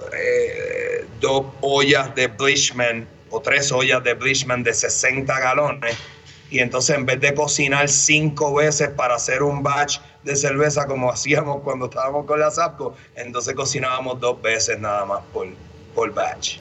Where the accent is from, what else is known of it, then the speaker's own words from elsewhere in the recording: Bayamón, Puerto Rico; moved away as an adult; now in Denver, United States; Habiéndome, habiéndome criado en ciudad, ¿verdad? En Bayamón, toda mi vida